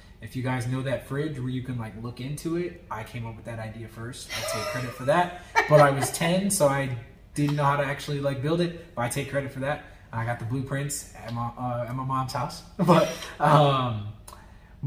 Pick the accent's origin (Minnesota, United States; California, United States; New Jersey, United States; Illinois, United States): Illinois, United States; Belleville; also born or lived in St. Louis, Missouri; now in Atlanta, United States; I'm a kid from St. Louis, Southern Illinois. Actually, shout out Belleville and all the people who I went to high school